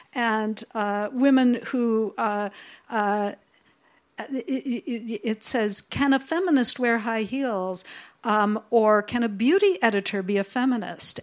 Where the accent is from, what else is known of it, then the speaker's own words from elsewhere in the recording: United States; I'm here from the United States